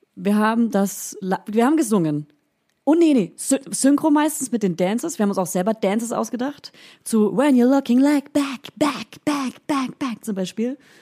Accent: Hof region, Franconia, Bavaria, Germany; accent: Franconian; moved away; ich komme ja aus der Region Hof, aus einem ganz kleinen Bauerndorf

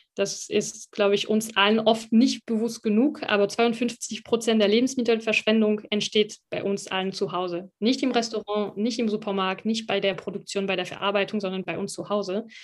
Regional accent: France; now in Germany; als Französin

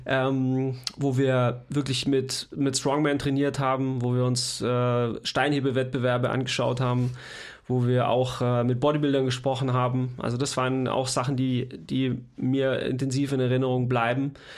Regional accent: Leonberg, Baden-Württemberg, Germany; moved away; wo ich herkomme aus, aus äh, Leonberg, Stuttgart

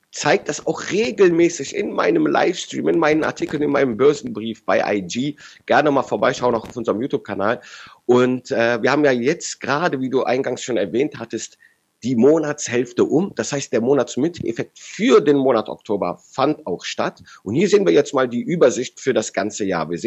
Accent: Rhineland, Germany; wie ich als Rheinländer sage, da ist was im Busch

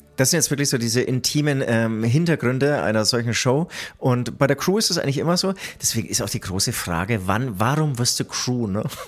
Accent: Nuremberg, Bavaria, Germany; ich bin in Nürnberg geboren.

